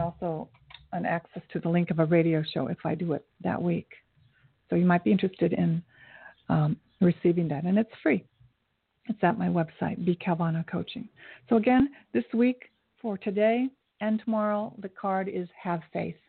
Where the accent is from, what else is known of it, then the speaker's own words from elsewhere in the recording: United States; I'm Asian American